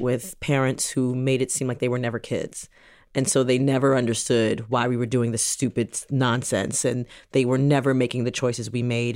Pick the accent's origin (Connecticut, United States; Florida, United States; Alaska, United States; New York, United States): New York, United States; New York City; also born or lived in Jamaica (ancestry); now in New Jersey, United States; we grew up in New York City